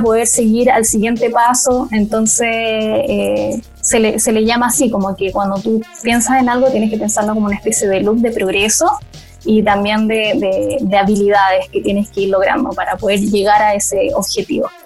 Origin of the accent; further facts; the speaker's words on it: Puerto Natales, Magallanes and Chilean Antarctica, Chile; moved away as an adult; now in Santiago, Chile; soy de Puerto Natales, soy una sureña o patagona